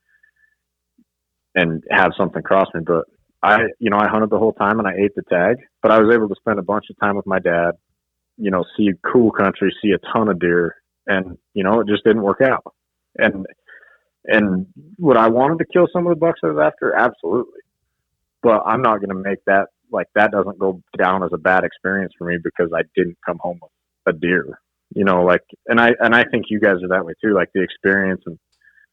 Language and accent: English; Utah, United States; I'm from Utah